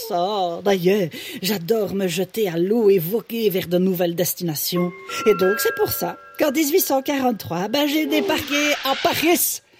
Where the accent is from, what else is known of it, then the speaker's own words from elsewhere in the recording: Belgium; enchantée … de Belgique. Ah ben voilà, c'est peut-être pour ça que j'ai un accent finalement.